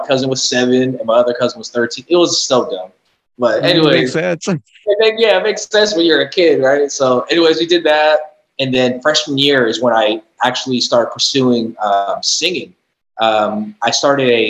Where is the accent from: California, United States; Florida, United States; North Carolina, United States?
California, United States; San Jose; also born or lived in East Bay (Fremont, Hayward, Newark), California; I was born and raised in San Jose.